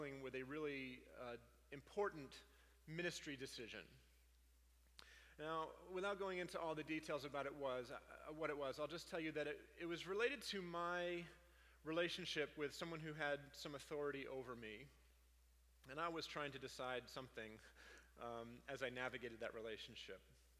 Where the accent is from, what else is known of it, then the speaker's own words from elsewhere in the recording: Maine, United States; I come from Maine, I don't actually say pasta